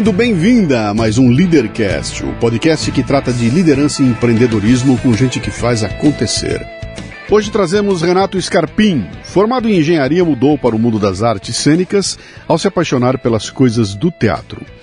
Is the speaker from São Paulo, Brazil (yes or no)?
no; Curitiba, Paraná, Brazil; also born or lived in Germany; Eu sou de Curitiba.